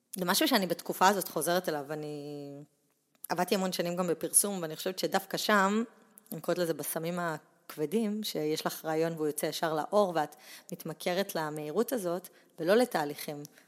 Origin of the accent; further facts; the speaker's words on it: Pardesiya, Central District, Israel; also born or lived in Netanya; נולדתי בנתניה, אבל uh, עברתי... אני חושבת כזה, ביסודי עברנו לפרדסיה